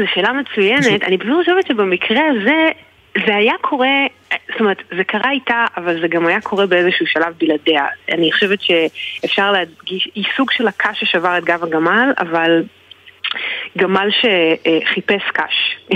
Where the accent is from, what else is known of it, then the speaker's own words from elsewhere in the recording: Israel; אני גדלתי בישראל